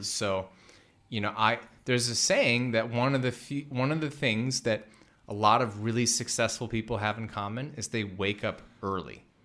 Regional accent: Midwest, United States; We're both from the Midwest

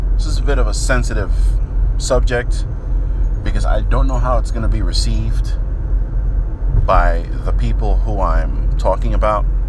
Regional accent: New York City, New York, United States; I grew up in New York, more specifically the Bronx, New York

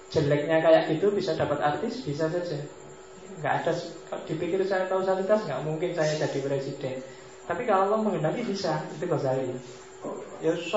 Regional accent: Mojokerto, East Java, Indonesia; di tempat saya, saya aslinya Mojokerto, zaman saya kecil itu orang sakit apapun datanya ke mantri

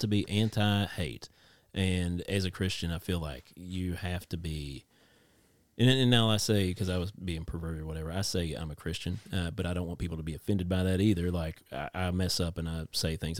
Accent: Kentucky, United States; accent: country

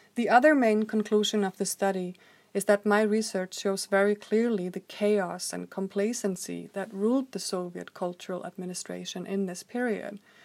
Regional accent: Reykjavik, Capital Region, Iceland; I grew up in Reykjavik, Iceland in the 1980s

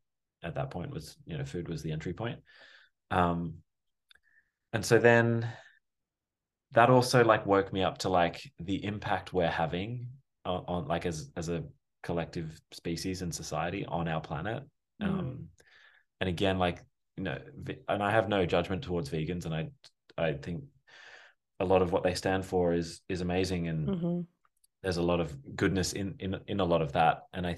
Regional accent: Australia; as you can probably tell and hear, I'm Australian, but we met in New York, through a mutual friend.

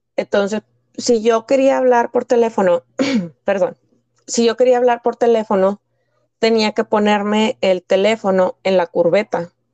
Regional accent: Piedras Negras, Coahuila, Mexico; nací en el noreste de México, en, una, en el estado de Coahuila, en una pequeña ciudad llamada Piedras Negras.

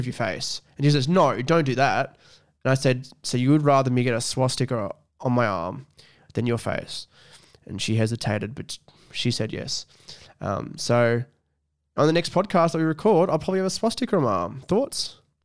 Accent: Scone, New South Wales, Australia; moved away as an adult; I live away from my hometown, which is scone

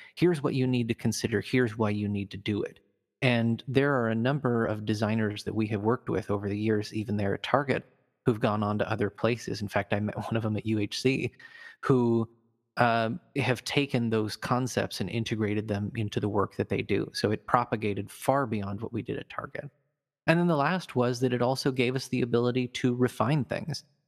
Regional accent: Fremont, Nebraska, United States; I grew up in Nebraska in, back in the eighties and nineties, so I was born in a town called Fremont

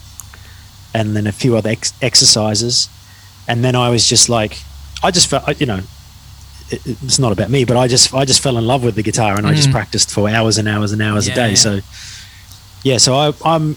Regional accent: Mount Isa, Queensland, Australia; also born or lived in Brisbane; when I moved from Mount Isa to Brisbane

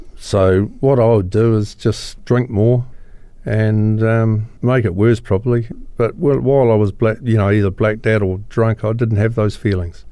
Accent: Christchurch, Canterbury, New Zealand; I was born here in Christchurch

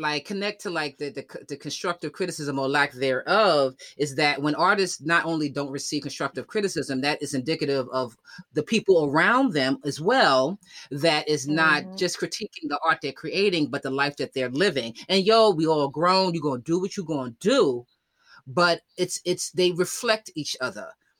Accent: Yonkers, New York, United States; also born or lived in Bronx; I was raised up in Yonkers, right? And so when people's like, I consider myself a New Yorker, right?

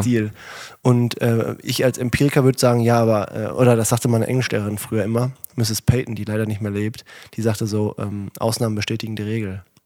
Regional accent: a farm in a village near Herten, North Rhine-Westphalia, Germany; regelmäßig mit bei der Berufsfeuerwehr in Herten gewesen und alles halt mitgelernt.

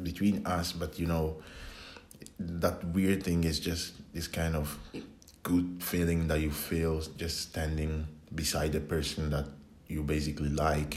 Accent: Italy; also born or lived in Ghana; now in Finland; I was born in Italy from Ghanaian parents, so born and raised in Italy.

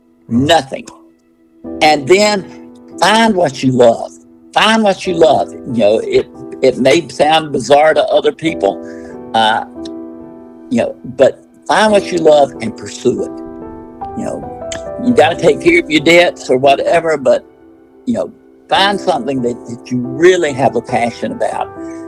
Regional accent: Clemson, South Carolina, United States; when I was growing up in Clemson, South Carolina

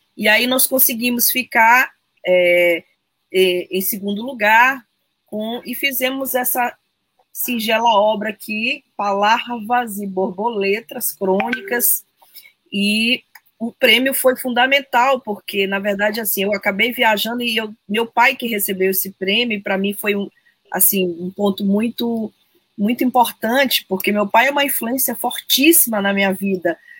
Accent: São Luís, Maranhão, Brazil; eu tenho uma relação que remonta à minha infância, brincava muito ali na Rua do Passeio

